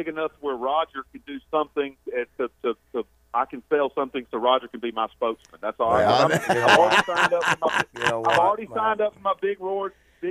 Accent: the South, United States; we're both from the South

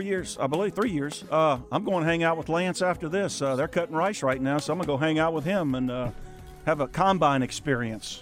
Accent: South Louisiana, United States; moved away; I grew up in South Louisiana

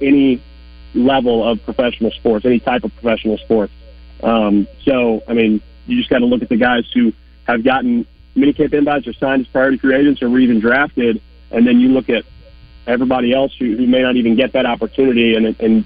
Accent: Arkansas, United States; I grew up in Arkansas, played football and basketball

